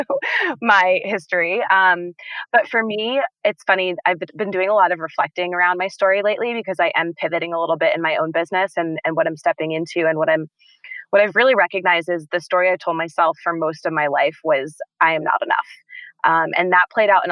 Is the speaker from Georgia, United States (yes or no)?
no; Boston, Massachusetts, United States; moved away as an adult; now in Colorado, United States; I'm from Boston. I had been living in Boston